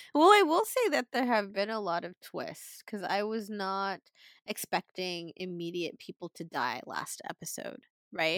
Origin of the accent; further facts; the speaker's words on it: Philippines; we're Filipino